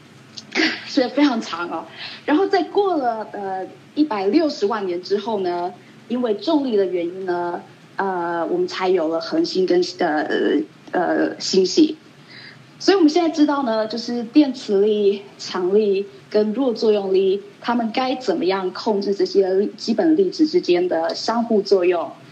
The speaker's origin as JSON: {"language": "Chinese", "country": "Taiwan", "tie": "born or raised there", "also_born_or_lived": "Colorado, United States / Long Island, New York, United States / Chicago, United States", "moved": "as an adult", "lives_now": "Irvine, United States", "said": "我在台湾出生，在台湾长大，那在我，呃，结束我大学，呃，在大学，在，呃，台大结束完大学，呃，之后呢，二十年前我到美国来"}